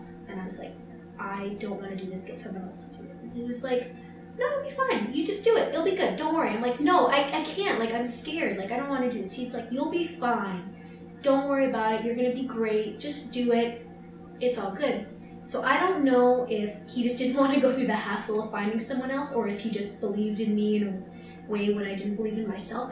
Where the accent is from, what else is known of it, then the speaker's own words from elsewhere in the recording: Canada; we promised we're Canadian. We've only seen snow like our entire lives.